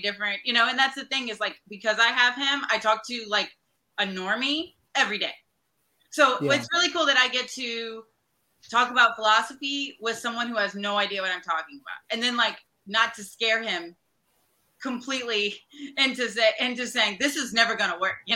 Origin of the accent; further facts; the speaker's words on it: Fort Polk, Louisiana, United States; moved away; I am from Fort Polk.